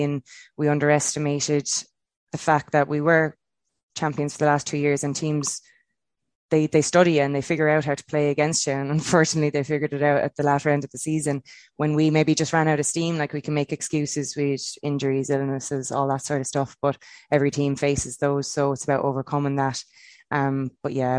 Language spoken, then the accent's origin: English; Kilkenny, Leinster, Ireland; growing up in Kilkenny